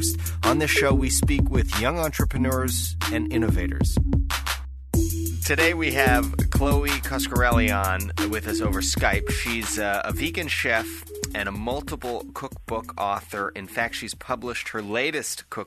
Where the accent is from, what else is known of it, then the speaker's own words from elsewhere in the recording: Canada; I'm Canadian